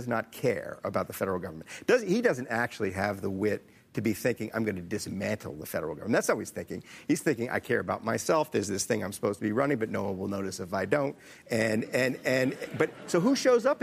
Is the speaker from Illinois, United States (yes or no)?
no; New Orleans, Louisiana, United States; I grew up in New Orleans